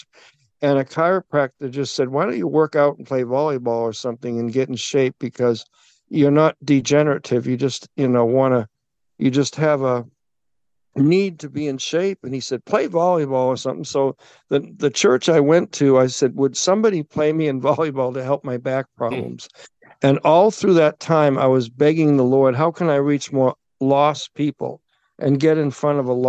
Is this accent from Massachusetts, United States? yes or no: yes; Massachusetts, United States; I was brought up in Massachusetts